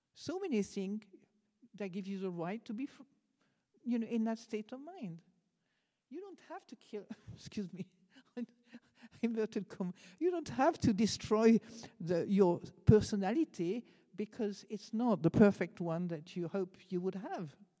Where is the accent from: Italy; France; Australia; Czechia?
France; accent: French; English is a second language; moved away; I'm French